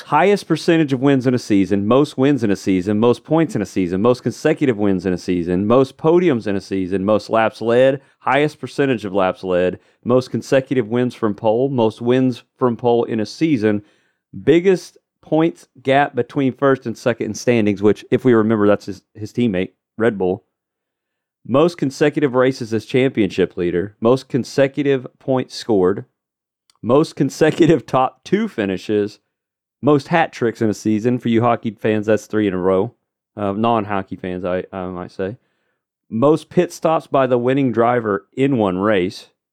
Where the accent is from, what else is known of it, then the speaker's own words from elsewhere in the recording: Tulsa, Oklahoma, United States; It is in my home state of Tulsa, Tulsa, Oklahoma.